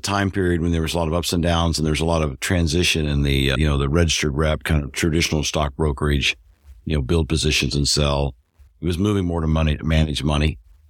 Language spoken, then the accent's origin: English; Missouri, United States; I'm originally from Missouri. Grew up on a farm in north central Missouri.